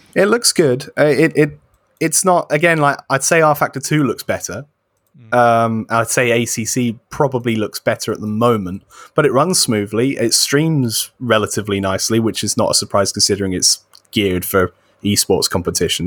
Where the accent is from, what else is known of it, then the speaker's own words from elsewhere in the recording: United Kingdom; As a British person